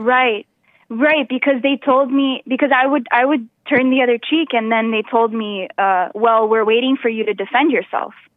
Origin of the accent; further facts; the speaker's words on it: South Region, Brazil; moved away; I'm from the south of Brazil, which is very different than the north of Brazil.